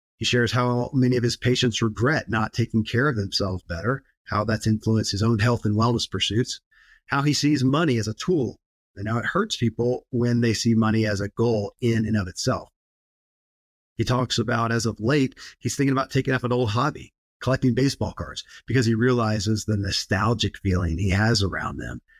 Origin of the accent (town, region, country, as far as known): Kentucky, United States; born or raised there